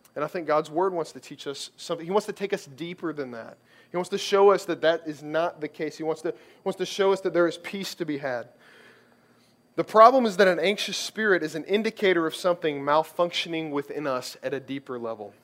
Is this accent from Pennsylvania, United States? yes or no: no; Kentucky, United States; I grew up in Kentucky